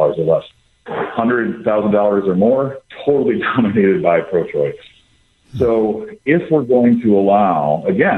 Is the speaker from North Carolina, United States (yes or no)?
no; Wisconsin, United States; moved away; I grew up in Wisconsin